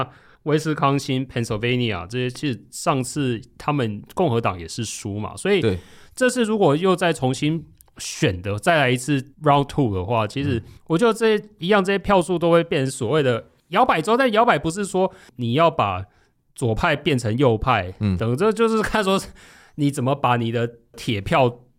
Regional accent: Tainan, Taiwan; 我是台南人

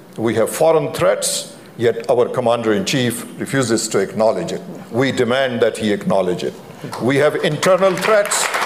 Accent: Pakistan; moved away as an adult; now in United States; I grew up in Pakistan.

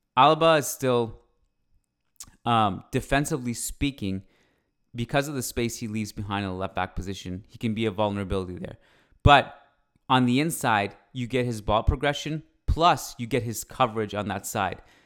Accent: Canada; I'm Canadian. I uh, was born here and I freaking love it here.

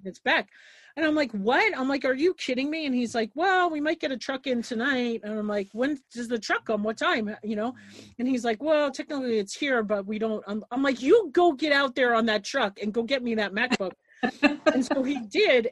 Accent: Long Island, New York, United States; moved away as an adult; also born or lived in New Jersey; now in Montana, United States; I grew up on Long Island

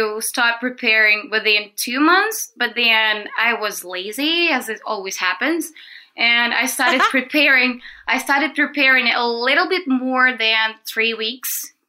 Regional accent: Russia; English is a second language; moved away as an adult; now in China; I'm from Russia.

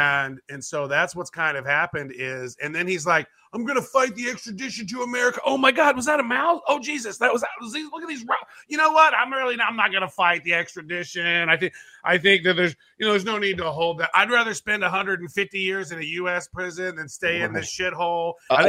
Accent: Canada; He's calling me Chinese. I'm Canadian, right?

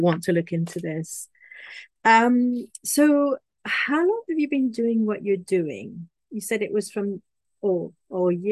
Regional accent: Paris, Île-de-France, France; now in Bristol, United Kingdom; I come from Paris in France. I now live near Bristol in a little village

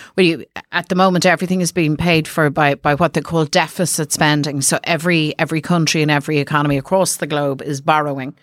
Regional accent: Dublin, Leinster, Ireland; I'm from South Dublin

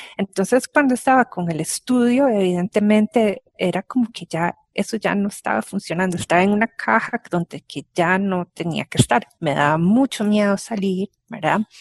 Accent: Costa Rica; cómo somos los ticos, qué comemos, dónde vivimos

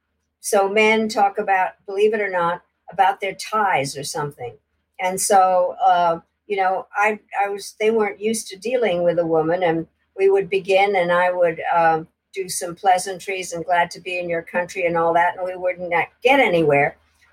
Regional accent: United States; So being the American, I decided that we had to form a caucus

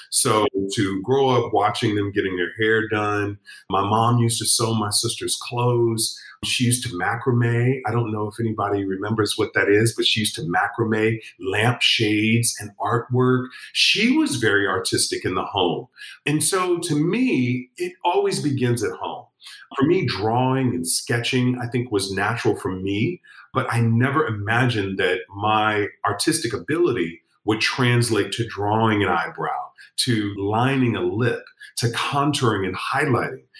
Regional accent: Chicago, Illinois, United States; I'm from Chicago.

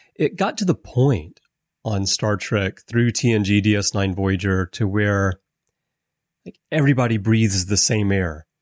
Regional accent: Alabama, United States; I grew up in Alabama

